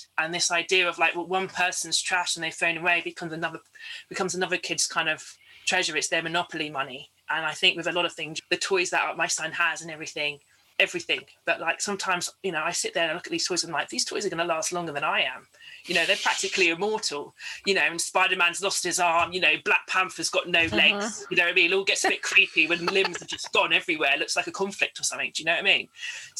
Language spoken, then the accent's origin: English; London, United Kingdom; So for a lot of the Caribbean people I grew up with in London, Margate was this kind of surrogate space